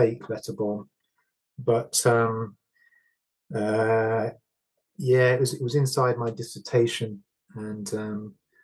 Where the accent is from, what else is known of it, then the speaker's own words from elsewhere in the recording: Stafford, West Midlands, United Kingdom; Growing up in Stafford